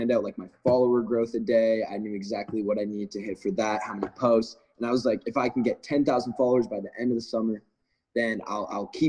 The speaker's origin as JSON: {"language": "English", "town": "Cobourg", "region": "Ontario", "country": "Canada", "moved": "yes", "lives_now": "Los Angeles, United States", "said": "I'm from outside of Toronto. It's about an hour and a half east. It's called Coburg, very small town"}